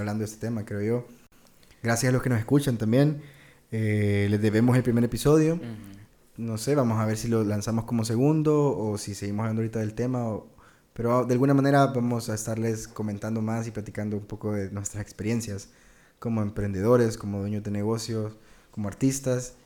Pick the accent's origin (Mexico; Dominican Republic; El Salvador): El Salvador; nuestro país